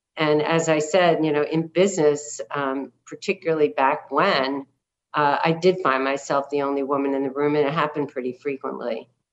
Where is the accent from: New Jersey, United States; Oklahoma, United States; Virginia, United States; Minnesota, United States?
New Jersey, United States; also born or lived in Brooklyn, New York; was born in Brooklyn uh, we moved to the suburbs of New Jersey uh, when I was seven